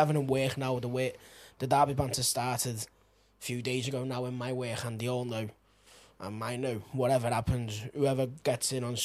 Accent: Spain; growing up in Spain

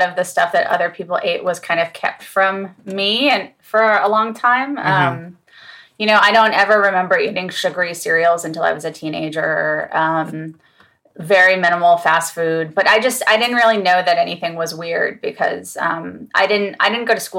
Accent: Los Angeles, California, United States; moved away as an adult; I grew up in LA, in Studio City

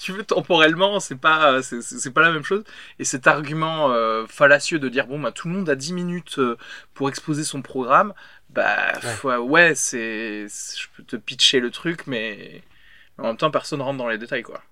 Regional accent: France; en tant que français

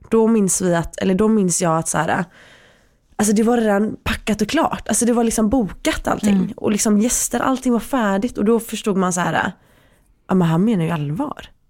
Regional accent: Sweden; vi är födda i Sverige. Mm. Vi är väldigt försvenskade.

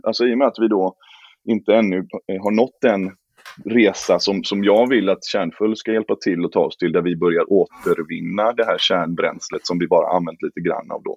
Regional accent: Gothenburg, Västra Götaland, Sweden; moved away; jag är en trebarnsfar från Göteborg och bor nu i Göteborg igen efter många turer runt om

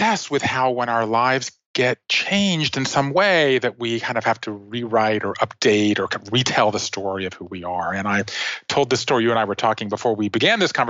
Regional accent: Savannah, Georgia, United States; moved away; I grew up in Savannah, Georgia

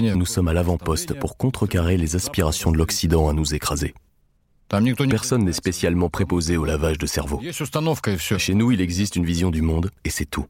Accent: Russia; Chez nous, en Russie

